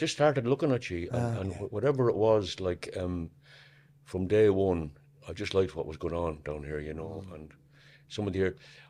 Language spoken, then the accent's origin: English; Newbridge, Leinster, Ireland; I'm from Moorfield, Newbridge, County Kildare. I was born in 1945, the 7th of May 1945. I'm the eldest of six.